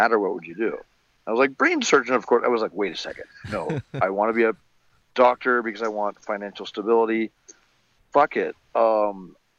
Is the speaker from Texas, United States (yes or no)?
yes; Rockwall, Texas, United States; also born or lived in Montreal, Canada; when I was 8, we moved to like the smallest county in Texas. It's called Rockwall